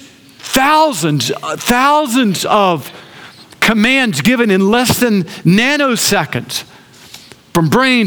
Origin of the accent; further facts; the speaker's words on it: Augusta, Georgia, United States; I grew up in Augusta